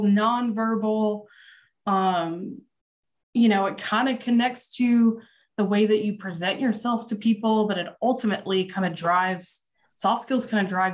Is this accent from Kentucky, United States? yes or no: yes; Louisville, Kentucky, United States; now in Austin, United States; growing up in Louisville, as we say it